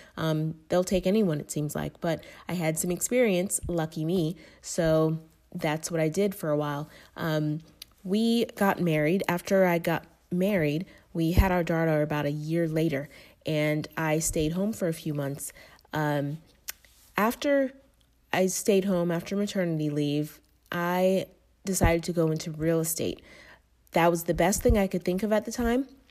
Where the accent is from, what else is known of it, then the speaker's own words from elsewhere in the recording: Tampa, Florida, United States; moved away as an adult; also born or lived in Tallahassee, Florida / Atlanta; I grew up in Tampa, Florida, most of my life.